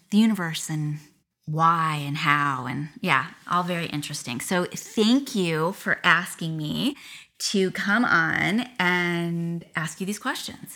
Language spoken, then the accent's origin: English; Akron, Ohio, United States; now in Las Vegas, United States; I grew up in Ohio